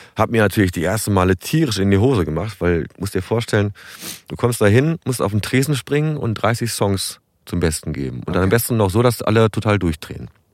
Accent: Bückeburg, Lower Saxony, Germany; moved away as an adult; also born or lived in Berlin / Hamburg; das ist ja meine Heimat. Ich bin hier geboren und aufgewachsen

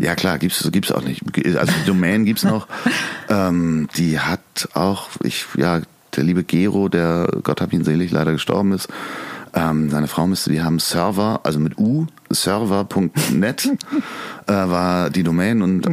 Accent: Hamburg, Germany; Ich bin ähm, in Lemsal groß geworden, in Sasel-Poppenbüttel aufs Goa gegangen

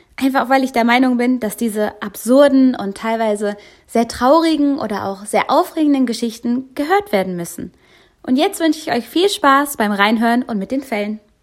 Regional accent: Cologne, North Rhine-Westphalia, Germany; ich komme aus Köln

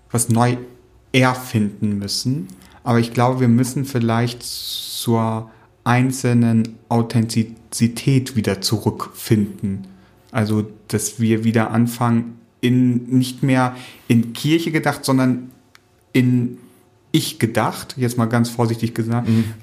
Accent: Leer, Lower Saxony, Germany; Ich möchte die Antwort für die Stadt, aus der ich komme, beantworten, aus, aus Leer in Ostfriesland.

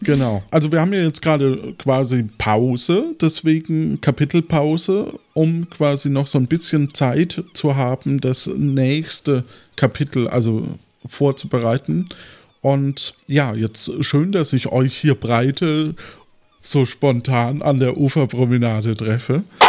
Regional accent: Franconia, Germany; ich als Franke

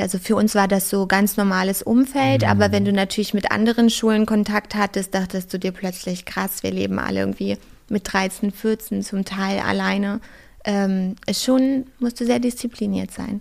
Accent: Brandenburg, Germany; now in Berlin, Germany; ich komme ja aus Brandenburg ursprünglich

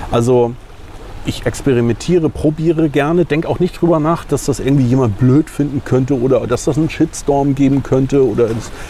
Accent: Puttgarden, Schleswig-Holstein, Germany; Äh, ich bin im Nachbarort groß geworden, in Puttgarden, äh, bin auf Fehmarn geboren und bin schon damals mit meinen Kumpels und Freunden immer mit dem Hollandrad hergefahren.

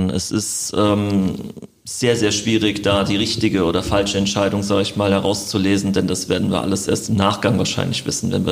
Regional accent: Frankfurt, Hesse, Germany; now in Wiesbaden, Germany; lebe jetzt schon eine sehr, sehr lange Zeit in Wiesbaden. Ich komme zwar ursprünglich aus Frankfurt, aber habe mich äh, hier immer wohl gefühlt, wenn ich hier zu Besuch war und äh, lebe jetzt auch schon seit 2008, meine ich hier.

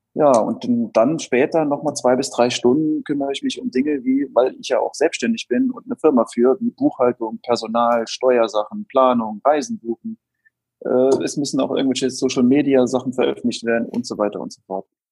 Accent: Saarland, Germany; ich bin im Saarland aufgewachsen

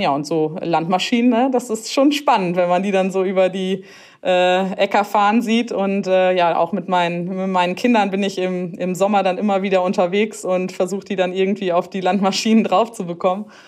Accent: near Harsewinkel, North Rhine-Westphalia, Germany; ich komme hier aus der Nähe von Hasewinkel und ja, ich bin letztendlich auch so ein richtiges Landkind

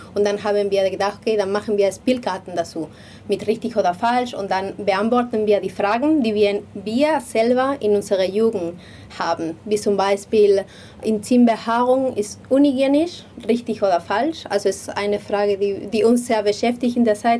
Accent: Madrid, Community of Madrid, Spain; moved away; ich komme aus, aus Madrid

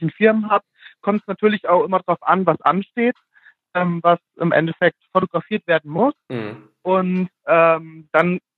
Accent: Fulda, Hesse, Germany; ähm, ich komme aus Fulda, werde jetzt im Mai 28 Jahre alt und ähm, bin aufgewachsen in einem beschaulichen Dörfchen hier in der Nähe von Fulda.

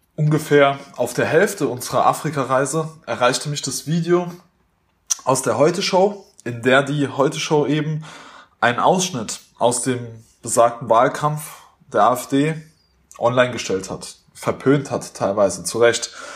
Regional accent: Germany; Wir waren natürlich typisch deutsch, sehr höflich

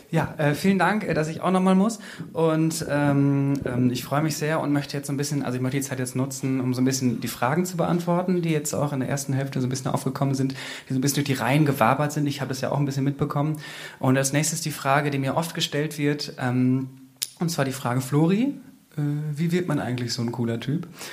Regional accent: Bad Bentheim, Lower Saxony, Germany; moved away as an adult; Und ich bin vor kurzem ja wieder in mein Heimatdorf zurückgezogen, Bad Bentheim.

